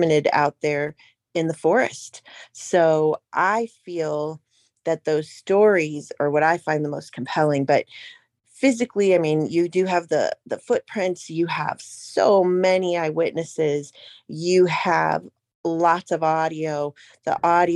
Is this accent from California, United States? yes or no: no; Ohio, United States; I'm from Ohio, but I do most of my research in PA